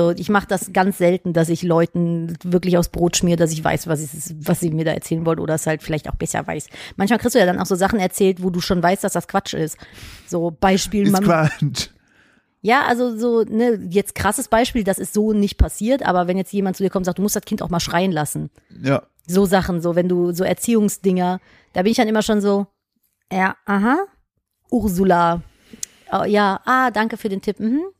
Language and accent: German; London, United Kingdom; Ja, zufällig und ich komme auch aus London.